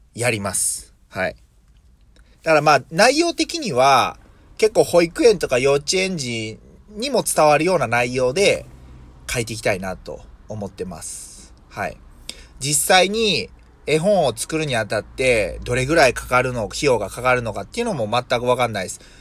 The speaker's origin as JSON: {"language": "Japanese", "town": "Yokkaichi", "region": "Mie", "country": "Japan", "accent": "Nagoya dialect", "said": "三重県、まあ、四日市でどっちかというと名古屋寄りなんで、まあ、名古屋弁"}